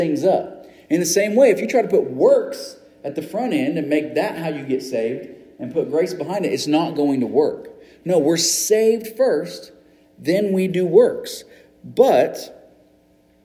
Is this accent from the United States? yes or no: yes; United States; as an American